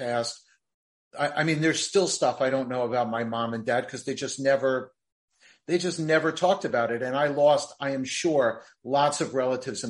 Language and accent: English; New Jersey, United States; I was born and raised in New Jersey